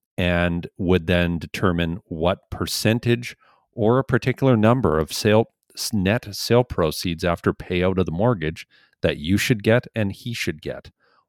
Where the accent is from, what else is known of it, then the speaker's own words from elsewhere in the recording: India; also born or lived in Montreal; now in Canada; Actually, I'm basically from India, but I'm studying right now in Montreal, Quebec. And now last year in the summer, I moved to New Brunswick